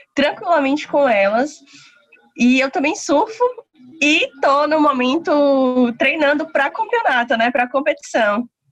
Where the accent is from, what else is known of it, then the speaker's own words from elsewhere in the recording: Lauro de Freitas, Bahia, Brazil; eu sou de Lauro de Freitas, da Bahia